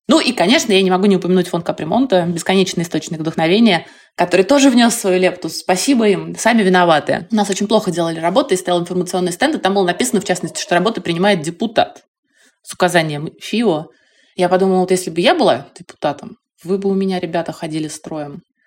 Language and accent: Russian; Moscow, Russia; я жила, выросла на Кутузовском проспекте